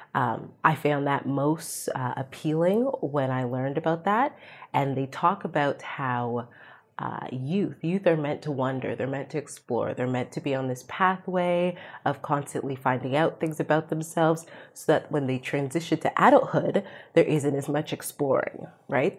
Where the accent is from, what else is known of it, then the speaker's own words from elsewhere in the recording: Canada; I'm Canadian. I'm a settler on stolen land